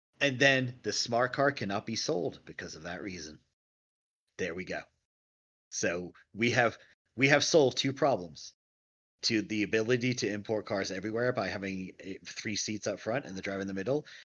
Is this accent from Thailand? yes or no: no; England, United Kingdom; now in United States; I grew up in England